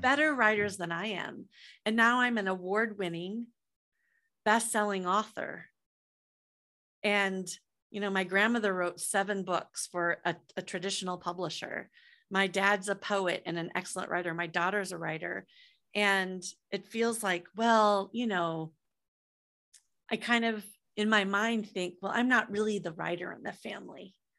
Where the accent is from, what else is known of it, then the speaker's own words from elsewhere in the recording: Iowa, United States; moved away as an adult; also born or lived in San Francisco; I'm from Iowa